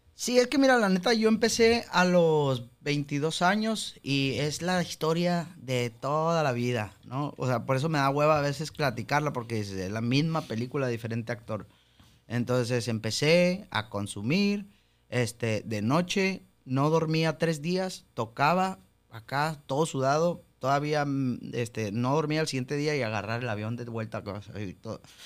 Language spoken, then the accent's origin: Spanish; Mexico; somos mexicanos